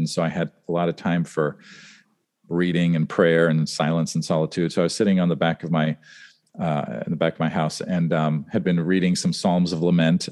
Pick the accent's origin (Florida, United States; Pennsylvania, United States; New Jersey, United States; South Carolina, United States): Pennsylvania, United States; Western Pennsylvania near Pittsburgh, United States; moved away as an adult; also born or lived in Los Angeles, California / Germany; we moved to Western Pennsylvania near Pittsburgh, and, um, then I lived there from sixth grade through college